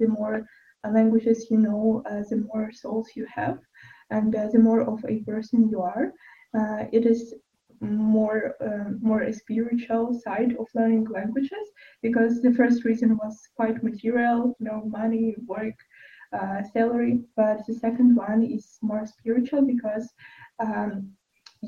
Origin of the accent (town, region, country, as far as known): Ukraine; English is a second language